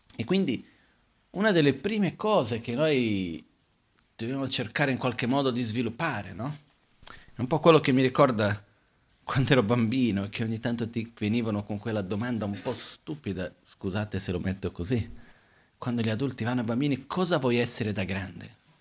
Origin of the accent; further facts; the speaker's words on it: Brazil; essendo brasiliano